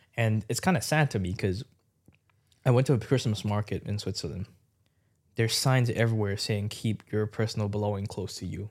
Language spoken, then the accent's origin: English; Hong Kong; moved away as an adult; now in United Kingdom; back at home in Hong Kong, I, I, my, I live in a small village as well.